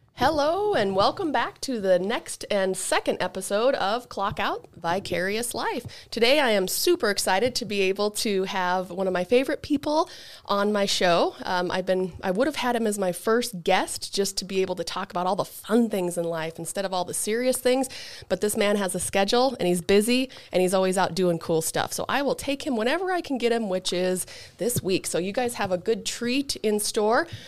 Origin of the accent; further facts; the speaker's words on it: Elk Park, Montana, United States; I also grew up in Elk Park.